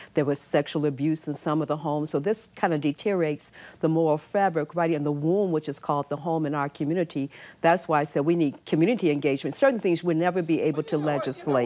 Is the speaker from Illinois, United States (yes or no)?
yes; Chicago, Illinois, United States; moved away; also born or lived in New York City; I'm from Chicago.